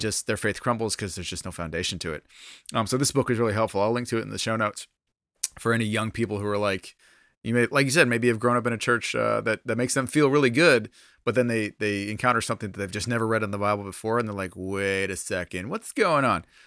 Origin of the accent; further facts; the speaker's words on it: United States; being an American believer